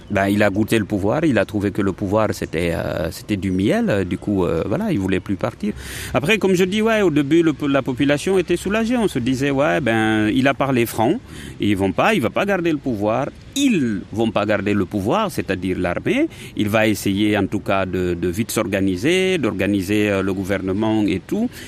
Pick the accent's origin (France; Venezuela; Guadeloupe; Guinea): Guinea; moved away; moi c'est en ce moment-là que je suis parti de la Guinée